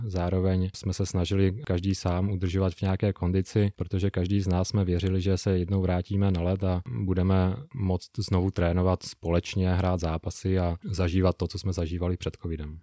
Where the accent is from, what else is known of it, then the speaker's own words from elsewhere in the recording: Uničov, Olomouc Region, Czechia; now in Prague, Czech Republic; na zimní stadion v Uničově v mém rodném městě